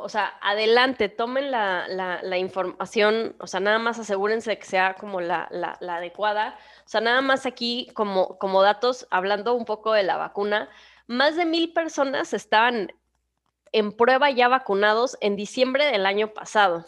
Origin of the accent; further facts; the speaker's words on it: Mexico; moved away; ahora que estuve en, México, en mi país